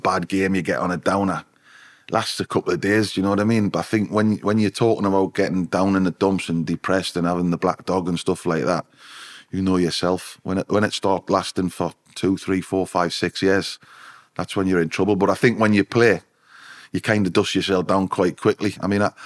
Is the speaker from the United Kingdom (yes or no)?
yes; Newcastle upon Tyne, North East England, United Kingdom; my hometown club, you know, the club I loved